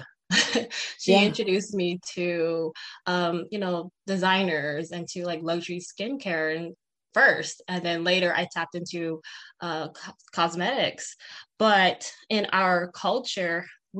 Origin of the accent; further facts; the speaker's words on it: Peshpito, Arizona, United States; I'm from Peshpito, Arizona, located on the Navajo Reservation